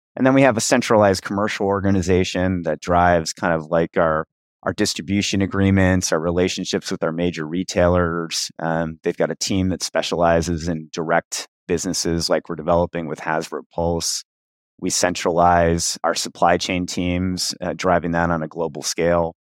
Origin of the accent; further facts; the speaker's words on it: Cincinnati, Ohio, United States; I started playing D and D when I was around ten or eleven in Cincinnati, Ohio, my hometown.